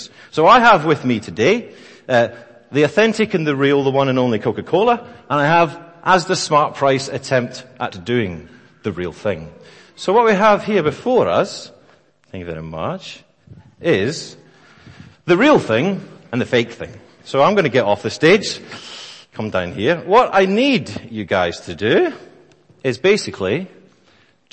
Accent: Scotland, United Kingdom; I am also Scottish

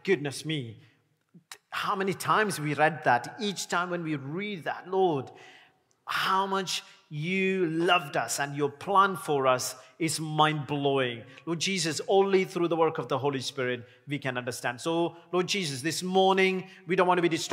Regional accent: India; now in Sheffield, United Kingdom; I'm an Indian

